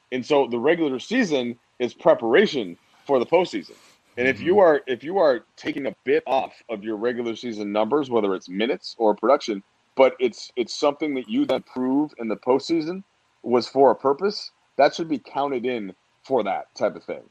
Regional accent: Minnesota, United States; I grew up in Minnesota

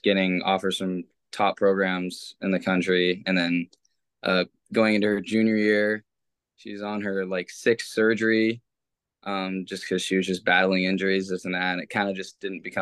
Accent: Los Gatos, California, United States; also born or lived in Morgan Hill, California / Stanford, California; So I grew up in California. First off, Morgan Hill until I was around 10 or 11 years old. Then I moved to Los Gatos and then went to middle school and high school there.

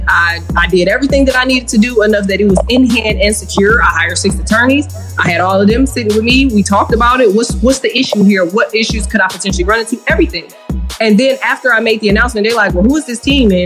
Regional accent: Michigan, United States; also born or lived in Louisiana; now in Illinois, United States; I was born in Michigan and my family is from Louisiana

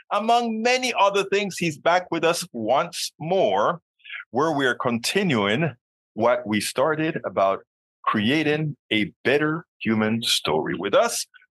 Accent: Panama; now in United States; being a person from another country myself. I'm a naturalized American citizen. I'm from Panama

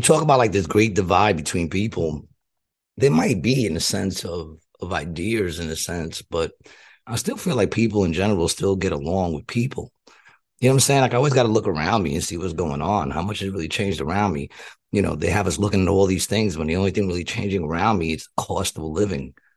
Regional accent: New York, United States; I grew up in New York

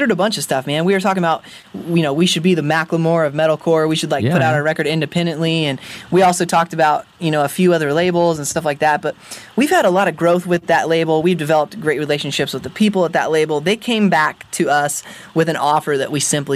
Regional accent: Spokane, Washington, United States; I am from Spokane.

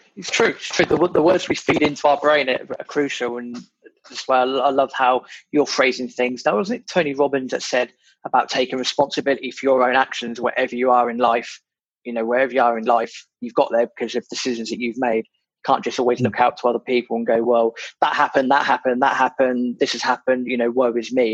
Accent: United Kingdom; being British

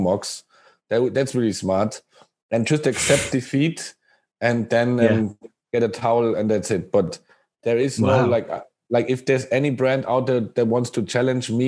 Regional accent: Germany; moved away as an adult; now in Japan; I'm from Germany.

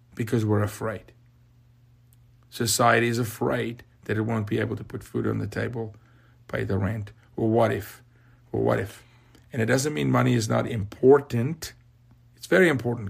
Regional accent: South Africa; now in United States; I'm from Africa

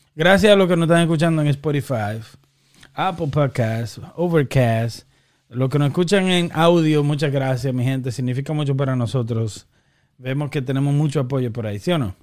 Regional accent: Dominican Republic; somos dominicanos

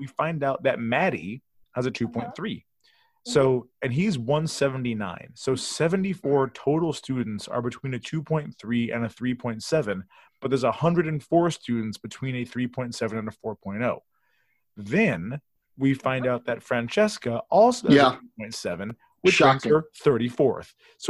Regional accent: Midwest, United States; I'm from the Midwest

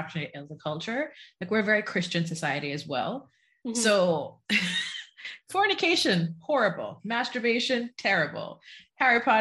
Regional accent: Jamaica; now in United States; I was born and raised in Jamaica

